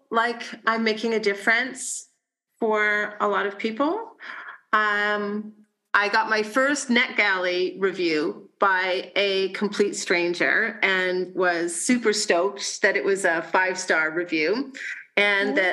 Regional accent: Burlington, Ontario, Canada; moved away; also born or lived in western Canada; Burlington, which is my hometown and my family's hometown

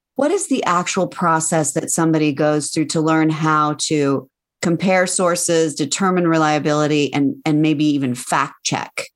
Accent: Colorado, United States; my home state, Colorado

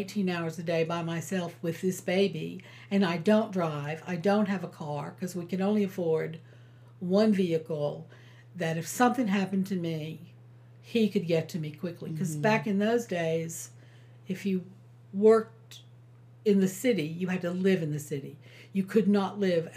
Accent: New York, United States; now in South Carolina, United States; I was from New York

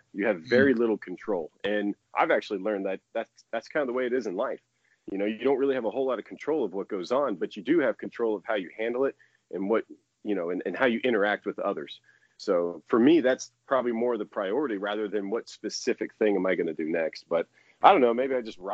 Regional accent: Florida, United States; I grew up in Florida

